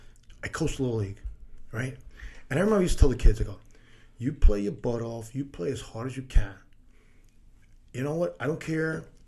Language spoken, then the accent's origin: English; New York, United States; Grew up in New York.